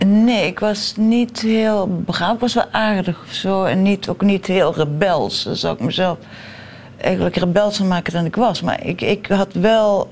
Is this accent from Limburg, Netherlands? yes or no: yes; Central Limburg, Netherlands; moved away as an adult; Ik ben geboren in Limburg, midden-Limburg